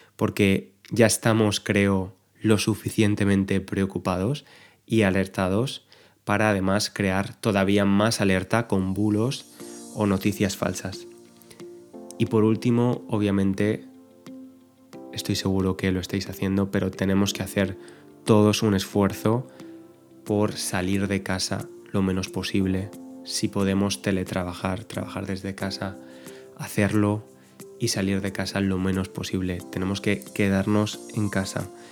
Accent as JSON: {"language": "Spanish", "town": "Valencia", "region": "Valencian Community", "country": "Spain", "said": "yo soy de Valencia"}